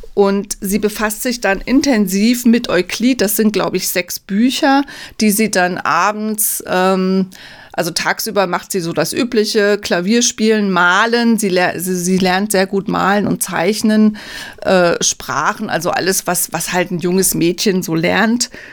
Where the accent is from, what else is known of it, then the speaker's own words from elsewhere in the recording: Bad Bergzabern, Rhineland-Palatinate, Germany; moved away; In meiner alten Heimat in Bad Bergzabern